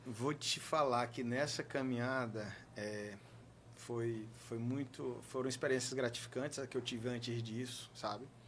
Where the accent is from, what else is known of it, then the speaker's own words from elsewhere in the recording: Teresina, Piauí, Brazil; Eu comecei estudando é, é na escola Nossa Senhora do Perpétuo Socorro, na região central de Teresina